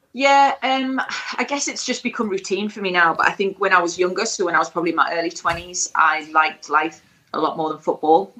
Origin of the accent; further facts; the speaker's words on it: Stanley, North East England, United Kingdom; moved away; also born or lived in London; It'll always be my hometown